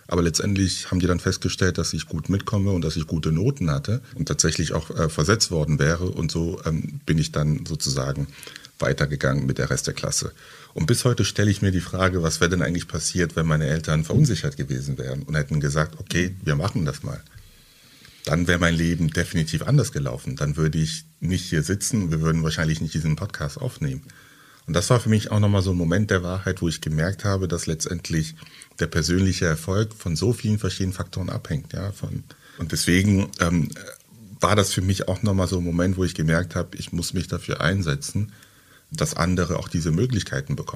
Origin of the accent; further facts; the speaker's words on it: Halle, Saxony-Anhalt, Germany; also born or lived in Douala, Cameroon; Genau, ich bin in, in Halle an der Saale aufgewachsen, bin 2000 von Douala, das ist eine Millionenstadt mit äh, drei Millionen Einwohnern, sehr laut, äh, viel los, viel Lärm, immer was los.